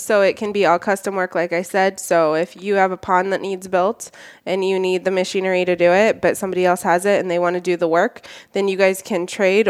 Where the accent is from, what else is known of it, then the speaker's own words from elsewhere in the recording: Indianola, Iowa, United States; I am from the Indianola, Iowa area. So I live just northeast of Indianola, out on a family farm with my husband and kids.